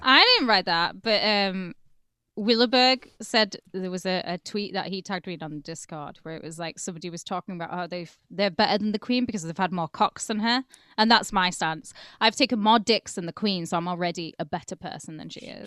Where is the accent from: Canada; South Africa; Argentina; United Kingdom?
United Kingdom